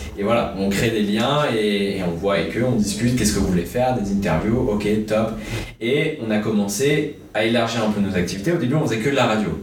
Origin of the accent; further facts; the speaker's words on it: Bordeaux, Nouvelle-Aquitaine, France; J'ai 19 ans, je viens de Bordeaux